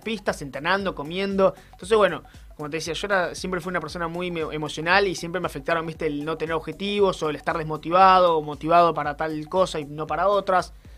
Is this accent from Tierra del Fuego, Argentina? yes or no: yes; Ushuaia, Tierra del Fuego, Argentina; cuando yo tenía 4 o 5 años, fuimos a esquiar al Martial por primera vez a pie